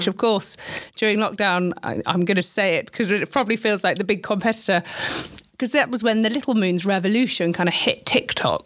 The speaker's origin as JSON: {"language": "English", "country": "United Kingdom", "said": "being British"}